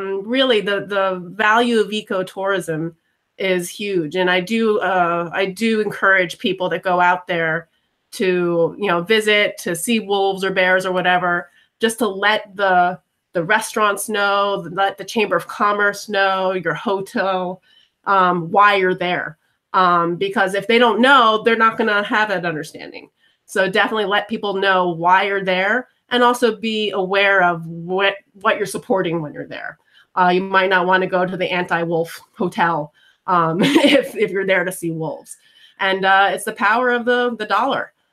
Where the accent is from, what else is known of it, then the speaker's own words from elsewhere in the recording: New York, United States; growing up in New York